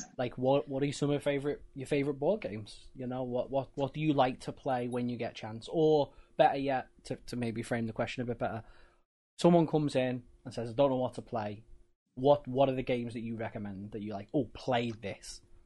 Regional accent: United Kingdom; we're British

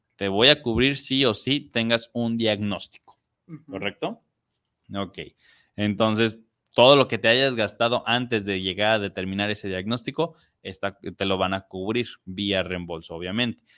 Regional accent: Mexico; como mexicanos

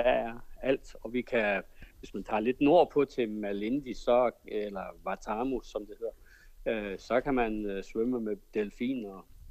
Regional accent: Denmark; moved away as an adult; now in Kenya

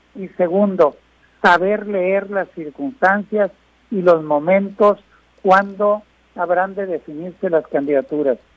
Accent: Guasave, Sinaloa, Mexico; moved away; llueve en mi tierra, que llueva en Guasave

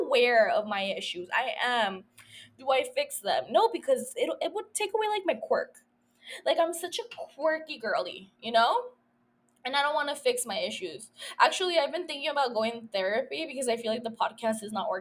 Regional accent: Calexico, California, United States; now in San Diego, United States; I had gone down to my hometown, to Calexico

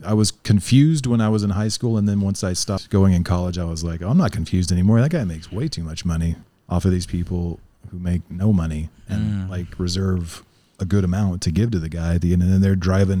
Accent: Oklahoma, United States; I grew up in Oklahoma where the religion, it's like I forgot all my words. They called it a charismatic interpretation of the Bible.

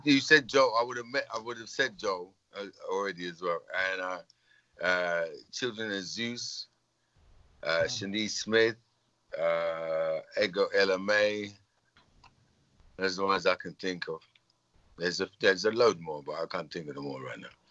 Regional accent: England, United Kingdom; being English as well. Living in England

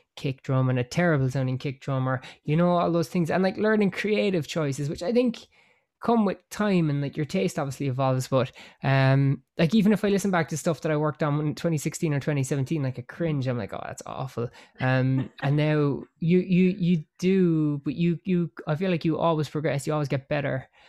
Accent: Cork, Munster, Ireland; I am Irish. I am from a place called Cork

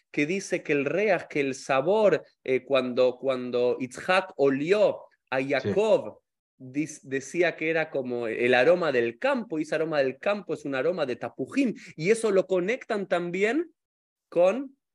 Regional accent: Argentina; yo soy de Argentina

